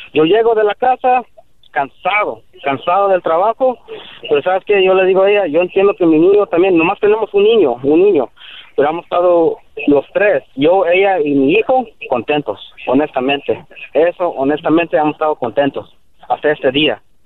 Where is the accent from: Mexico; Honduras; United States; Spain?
United States; Spanish is a second language; Yo soy chicano, descendiente de mis jefes que son de Guerrero, Tierra Caliente.